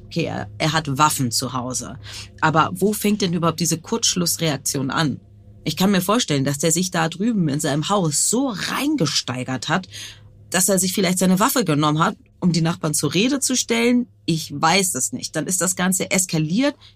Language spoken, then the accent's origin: German; Hamburg, Germany; Ich bin Radiomoderatorin in Hamburg